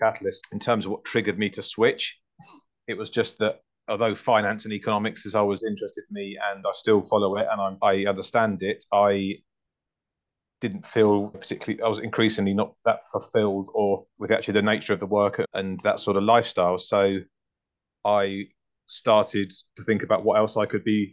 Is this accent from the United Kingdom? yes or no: yes; Hertfordshire, East of England, United Kingdom; moved away as an adult; also born or lived in North London; now in Twickenham, United Kingdom; I was born in North London. I grew up in Hertfordshire.